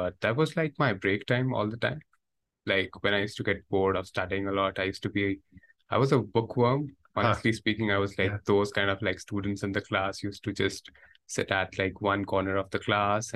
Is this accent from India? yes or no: yes; India; moved away; I come from India